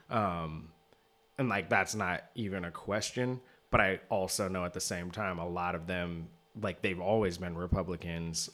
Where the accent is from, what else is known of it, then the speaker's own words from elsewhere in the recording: Seattle, Washington, United States; I grew up in Seattle